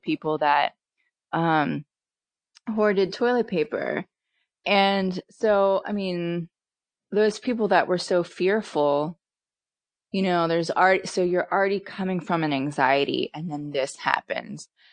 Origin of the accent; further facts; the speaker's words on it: Pennsylvania, United States; now in Southern California, United States; I'm from Pennsylvania.